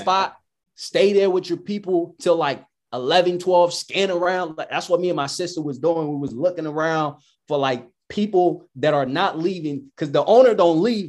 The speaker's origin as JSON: {"language": "English", "country": "United States", "said": "I'm American"}